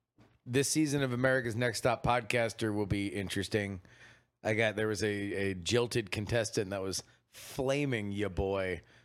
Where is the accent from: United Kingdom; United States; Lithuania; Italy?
United Kingdom; Mostly because I'm British.